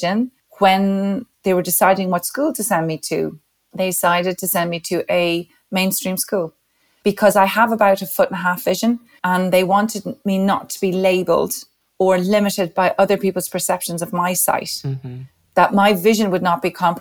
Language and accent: English; Dublin, Leinster, Ireland; I was born in 1971 in Dublin